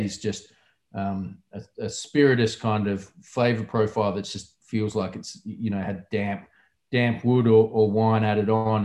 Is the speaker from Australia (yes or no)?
yes; South Australia, Australia; my home state where I grew up